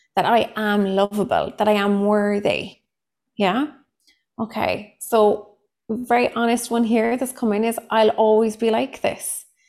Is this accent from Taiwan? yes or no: no; Cork, Munster, Ireland; accent: thick Cork; I am a psychotherapist from Cork in Ireland. So, what comes with that is a very thick Cork accent